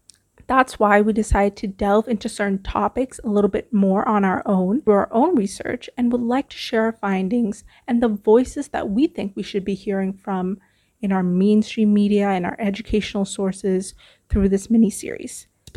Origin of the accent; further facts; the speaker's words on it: Vancouver, British Columbia, Canada; also born or lived in Toronto; now in Singapore; moved to Canada when I was 10 years old in search of, you know, just a better life. I spent my time growing up in Vancouver. I moved to Toronto. I'm currently back in Singapore.